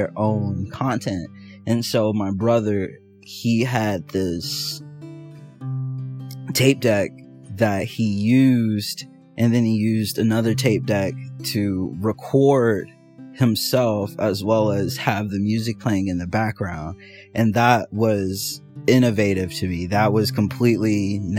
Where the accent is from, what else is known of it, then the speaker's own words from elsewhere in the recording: Indianapolis, Indiana, United States; I'm from Indianapolis, Indiana